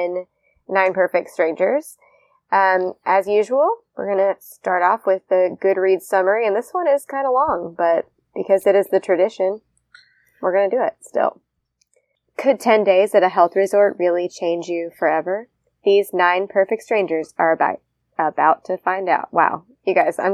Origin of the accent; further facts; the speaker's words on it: Indiana, United States; moved away; I'm also a Midwesterner. I'm from Indiana originally. Don't live there anymore